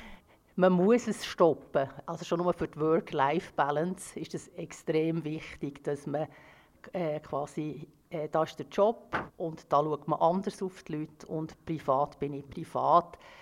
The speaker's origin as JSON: {"language": "German", "country": "Switzerland", "tie": "born or raised there", "said": "ich ja in der Schweiz geboren bin"}